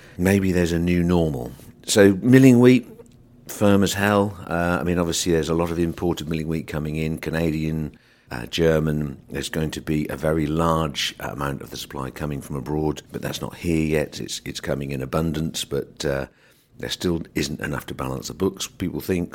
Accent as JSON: {"language": "English", "region": "England", "country": "United Kingdom", "said": "as an English person"}